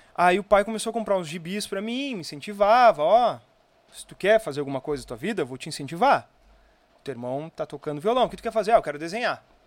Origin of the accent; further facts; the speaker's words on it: Viamão, Rio Grande do Sul, Brazil; also born or lived in Osório; eu sou natural de Viamão